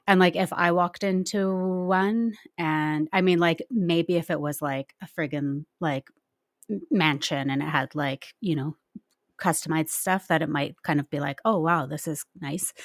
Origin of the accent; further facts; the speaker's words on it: Nelson, British Columbia, Canada; I'm, I'm from Nelson, well, just outside of Nelson, B C